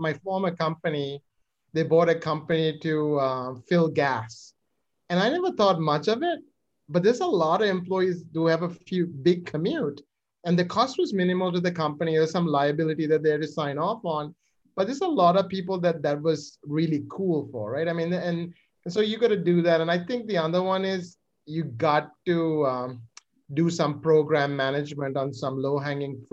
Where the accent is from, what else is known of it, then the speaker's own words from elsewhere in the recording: Sri Lanka; now in United States; I am originally from Sri Lanka.